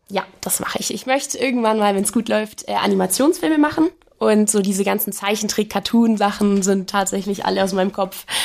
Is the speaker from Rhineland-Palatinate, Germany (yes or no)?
no; Augsburg, Bavaria, Germany; Bei uns in Augsburg zum Beispiel, da komme ich ja her